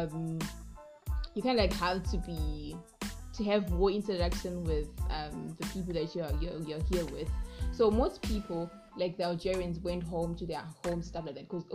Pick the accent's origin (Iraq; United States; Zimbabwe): Zimbabwe; moved away as an adult; We come from Zimbabwe